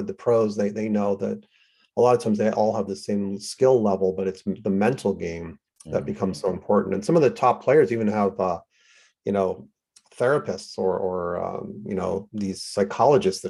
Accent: New York City, New York, United States; I grew up in New York City, which was a true melting pot

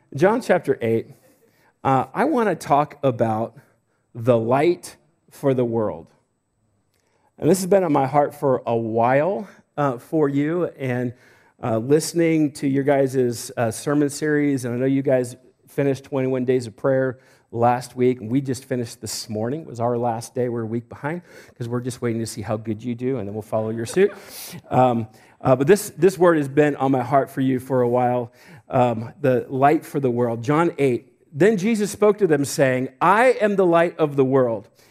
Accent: Homedale, Idaho, United States; I'm from Homedale

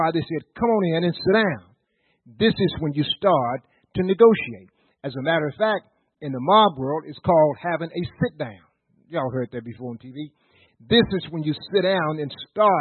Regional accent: Virginia, United States; we're from Virginia

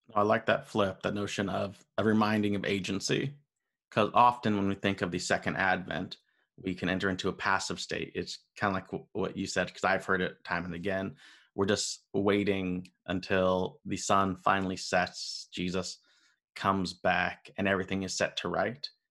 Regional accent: United States; being an American, being raised in the system.

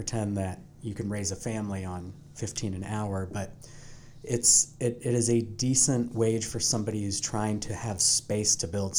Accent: Portland, Oregon, United States; now in Indianapolis, United States; growing up in Portland, very progressive, very liberal mindset.

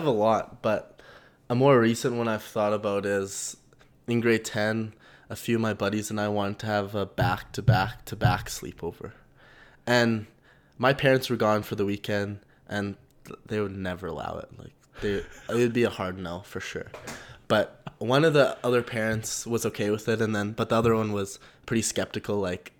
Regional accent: Calgary, Alberta, Canada; born and raised in Calgary

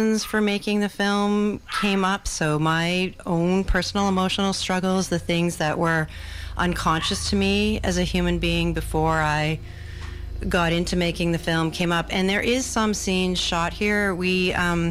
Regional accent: Victoria, British Columbia, Canada; I'm a filmmaker from Victoria, British Columbia.

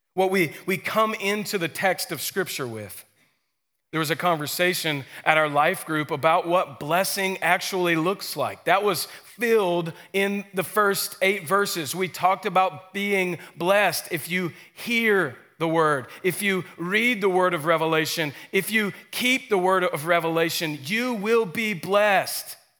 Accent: Stockbridge, Georgia, United States; I grew up in Stockbridge, a, a bit north, at the north end of Henry County

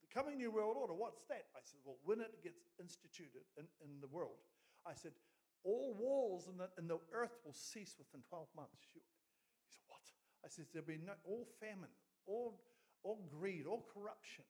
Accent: Oamaru, Otago, New Zealand; moved away as an adult; now in Gisborne, New Zealand; In Oamaru, North Otago, is where we were from originally

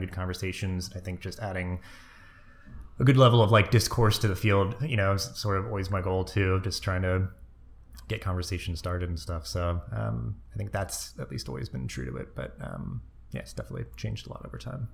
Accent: Maine, United States; moved away; also born or lived in Delaware / New Jersey; I was born in Maine. My whole extended family is up there.

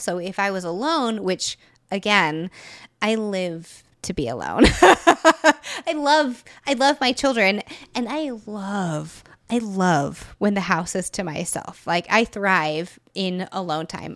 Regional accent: Texas, United States; moved away as an adult; also born or lived in Florida; I had lived in Texas essentially my whole life

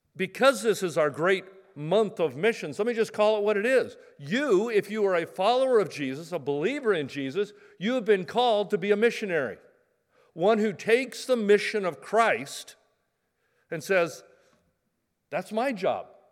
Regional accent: Medford, Oregon, United States; I grew up in Medford, you know, pear trees

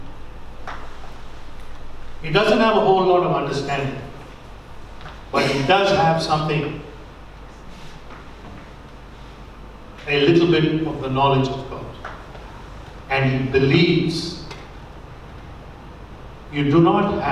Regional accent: India; moved away; When I grew up in India, we didn't really have money.

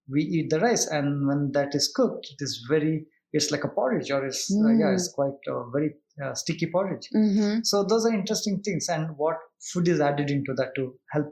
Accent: South Kanara, Karnataka, India; I come from South Canada, where we, Tulunad, they call it.

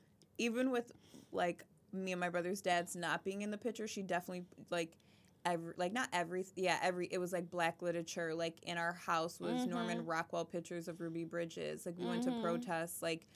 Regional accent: Nigeria; And we are Nigerian, so there's that.

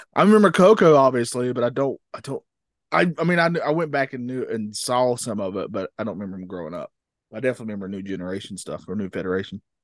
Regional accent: North Carolina, United States; I'm from North Carolina

